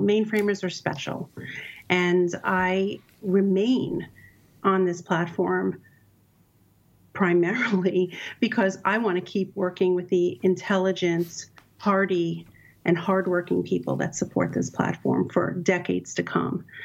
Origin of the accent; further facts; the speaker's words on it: New York City, New York, United States; I grew up in Brooklyn, New York, so I'm a New York City girl at heart